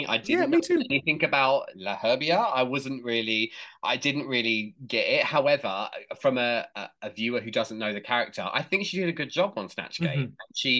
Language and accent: English; England, United Kingdom; I'm English